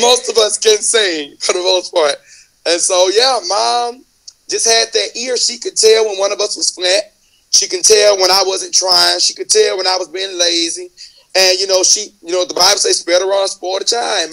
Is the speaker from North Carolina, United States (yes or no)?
no; Mobile, Alabama, United States; I'm from the south. I'm from Mobile, so I'm known in Mobile